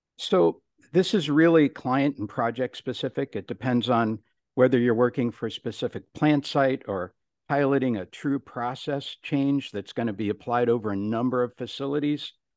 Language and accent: English; Cleveland, Ohio, United States; I'm from Cleveland, Ohio, the rock and roll capital of the world